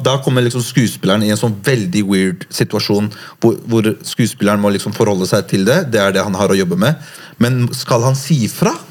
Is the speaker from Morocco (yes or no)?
yes; Morocco; now in Norway; Jeg er marokkaner